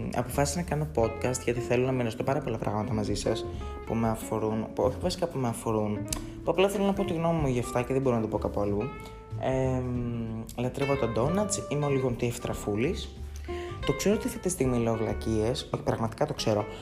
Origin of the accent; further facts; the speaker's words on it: Patras, Western Greece, Greece; κατάγομαι από την Πάτρα